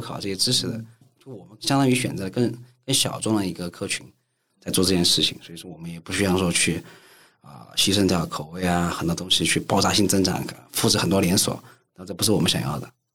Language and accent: Chinese; Chengdu, Sichuan, China; 我成都人